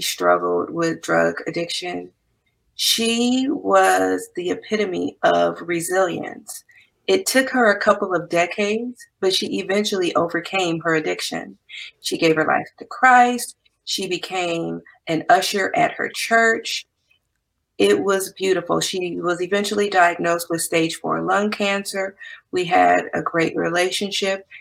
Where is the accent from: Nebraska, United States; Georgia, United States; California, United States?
California, United States; Compton; also born or lived in Nashville, Tennessee / Santa Barbara, California / Ventura County, California; I'm originally from Compton, California.